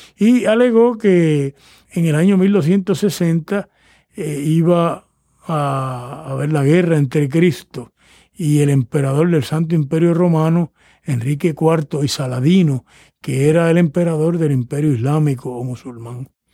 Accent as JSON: {"language": "Spanish", "country": "Puerto Rico", "said": "el, imaginario religioso de los puertorriqueños, que son mi pueblo"}